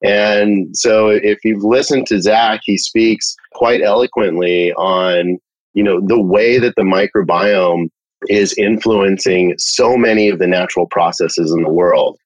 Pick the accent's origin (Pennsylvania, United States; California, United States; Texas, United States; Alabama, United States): California, United States; Born and raised in California